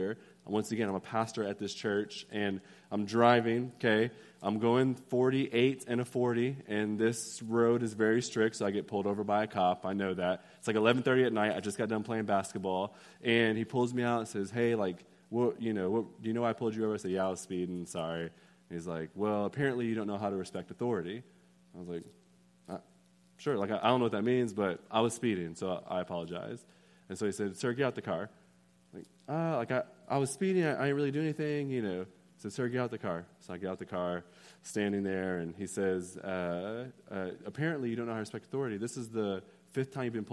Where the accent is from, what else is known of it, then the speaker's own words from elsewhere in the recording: Austin, Texas, United States; I am from Austin